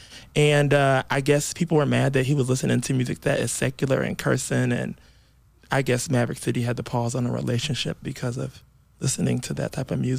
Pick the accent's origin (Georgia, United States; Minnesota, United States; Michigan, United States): Georgia, United States; I know some of them personally growing up in Georgia.